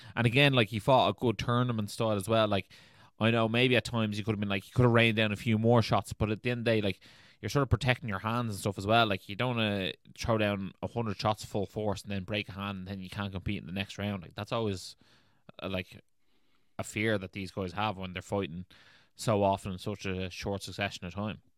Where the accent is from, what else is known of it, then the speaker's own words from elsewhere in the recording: Ireland; we're Irish